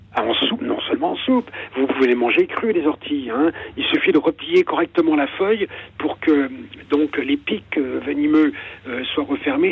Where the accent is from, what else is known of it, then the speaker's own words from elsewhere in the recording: Ardennes, Grand Est, France; moved away; also born or lived in Versailles diocese (Yvelines); Je suis des Ardennes